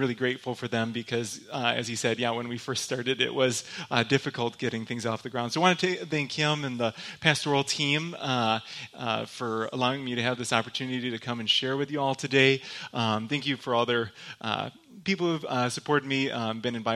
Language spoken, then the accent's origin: English; Michigan, United States; accent: Michigander; now in Grand Rapids, United States; I'm from Michigan. In case anybody was wondering, that's where I'm actually from. I have a very thick Michigander accent